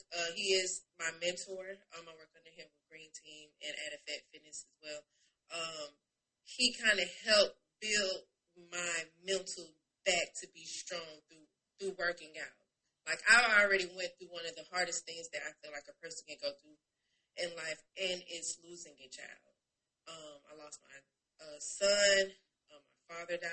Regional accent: Tallahassee, Florida, United States; moved away as an adult; I am from Florida, Tallahassee, Florida. I relocated here in 2015, been here ever since.

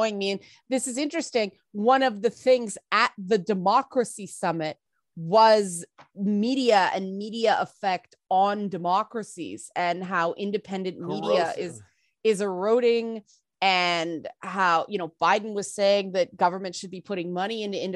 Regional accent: Canada

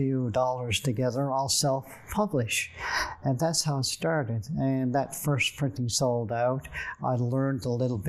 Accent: Buchans, Newfoundland and Labrador, Canada; also born or lived in Grand Falls-Windsor; Growing up in Central and Buchans

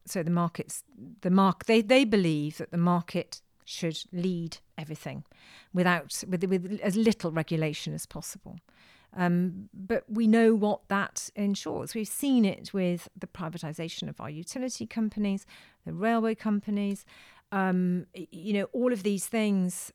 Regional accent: South Wales, United Kingdom; I come from South Wales

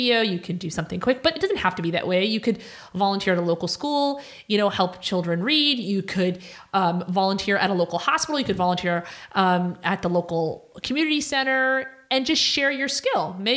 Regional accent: Cairo, Cairo Governorate, Egypt; moved away; I lived in Egypt. I was born in Cairo

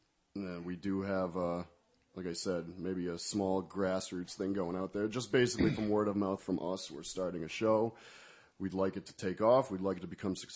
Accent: Meriden, Connecticut, United States; also born or lived in Philadelphia, Pennsylvania / Southington; I was born in Meriden.

